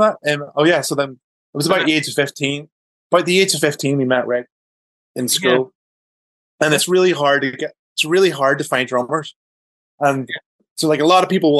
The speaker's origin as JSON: {"language": "English", "town": "Downpatrick", "region": "Northern Ireland", "country": "United Kingdom", "tie": "born or raised there", "said": "we grew up in Northern Ireland, and my dad moved jobs. So he moved from, like, one town, like one village to, like, another town, Downpatrick"}